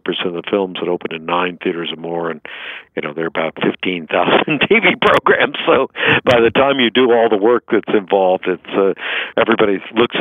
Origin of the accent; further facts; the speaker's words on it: New York City, New York, United States; I grew up in Broadway after World War II.